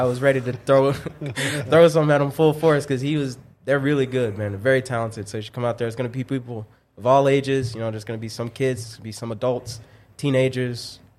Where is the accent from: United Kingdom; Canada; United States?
United States; Ferguson, Missouri; now in Grand Forks, United States; originally, I'm from Ferguson, Missouri, St. Louis.